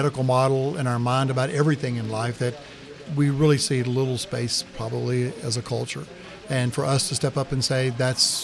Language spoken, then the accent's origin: English; the South, United States; as we say in the South